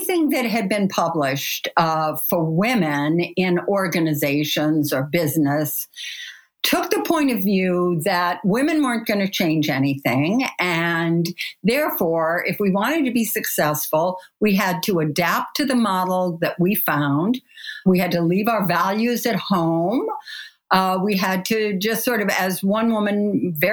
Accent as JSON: {"language": "English", "town": "Kalamazoo", "region": "Michigan", "country": "United States", "tie": "born or raised there", "said": "I grew up in Kalamazoo, Michigan"}